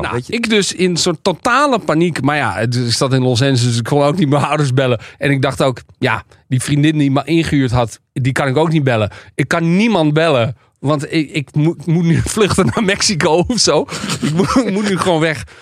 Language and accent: Dutch; Amsterdam, North Holland, Netherlands; ik uit Amsterdam kom